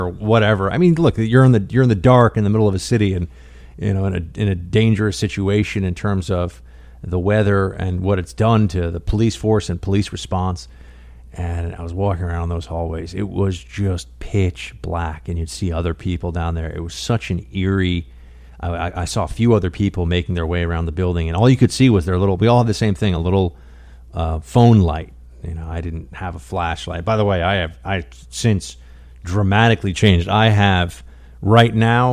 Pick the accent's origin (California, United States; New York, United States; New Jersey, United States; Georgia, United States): New York, United States; New York City; New York City, my hometown